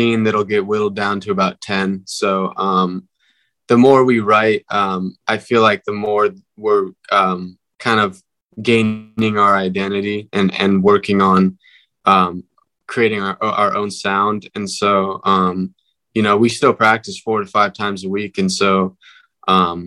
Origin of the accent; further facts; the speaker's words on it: Northern California, United States; we're from Northern California